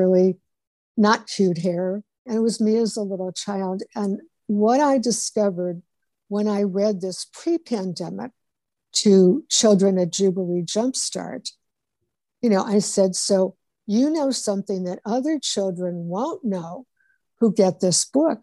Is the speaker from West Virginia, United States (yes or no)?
no; Cleveland, Ohio, United States; moved away; I went to my sister's place in Cleveland, which is my hometown, Cleveland, Ohio